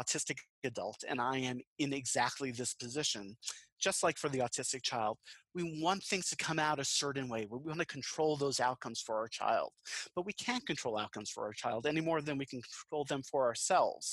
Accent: Long Island, New York, United States; now in Western North Carolina, United States; I'm from Long Island originally in New York

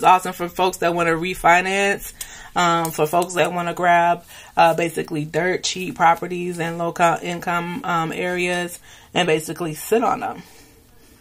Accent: United States; Being in the U.S. and being American

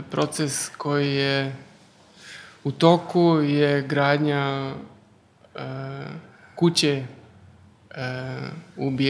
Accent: Germany; moved away; also born or lived in former Yugoslavia; odrastao u, u Njemačkoj, znači rođen sam u Njemačkoj i odrastao sam tam jedan dobar dio života, ali živio sam i u bivšoj Jugoslaviji

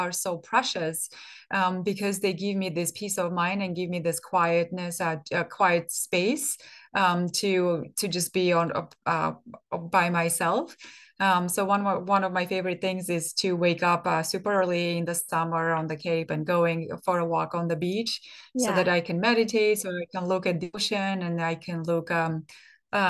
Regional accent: Armenia; moved away as an adult; I grew up in I was born in Soviet Armenia. And by the time I graduated from high school, Soviet Union didn't exist

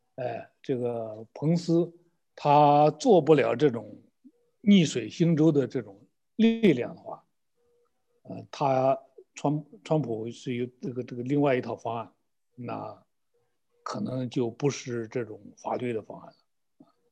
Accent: China; 用我们中国的一句土话

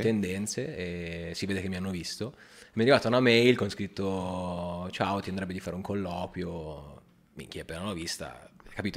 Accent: Milan, Lombardy, Italy; Milanese, però mamma è calabrese

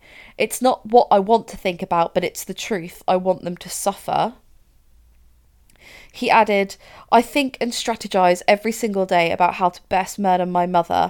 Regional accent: Winchester, South East England, United Kingdom; born there; I was born there. Mm-hmm. I was born in Winchester Hospital.

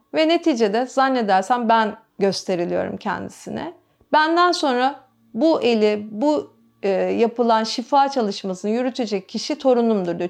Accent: Istanbul, Turkey; Benim yaşadığım alan hep burası. Benim babam da dahil bu binanın ahşap halinde doğdu. 1923'ten beri İstinye İstanbul'dayız biz.

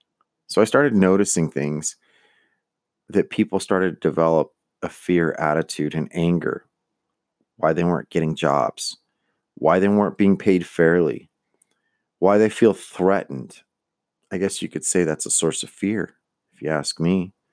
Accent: United States; I'm Mexican American.

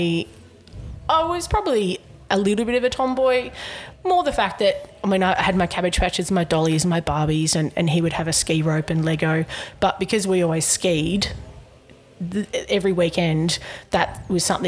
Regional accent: Camden, New South Wales, Australia; I grew up in Camden

